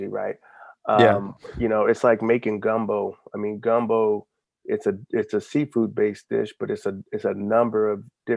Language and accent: English; Alabama, United States; now in Alexandria, United States; I was born in Alabama